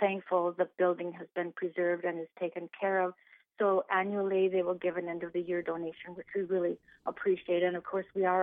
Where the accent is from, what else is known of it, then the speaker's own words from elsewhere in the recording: Leeds, North Dakota, United States; moved away as an adult; also born or lived in Concordia; now in Stephen, United States; I grew up on a farm at Leeds, North Dakota